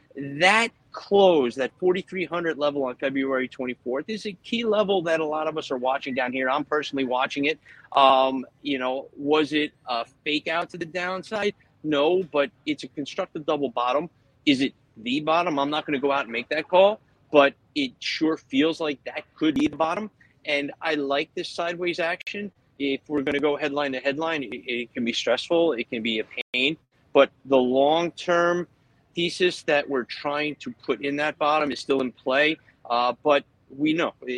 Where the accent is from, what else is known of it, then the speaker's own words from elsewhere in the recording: Philadelphia, Pennsylvania, United States; moved away as an adult; now in New Jersey, United States; when I grew up in Philadelphia